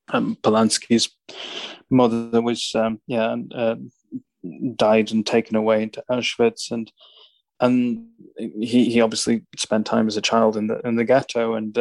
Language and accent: English; Staffordshire Moorlands, West Midlands, United Kingdom; moved away; also born or lived in Stoke-on-Trent / Warsaw; I was born in Stoke, so right. But I grew up in the Staffordshire Moorlands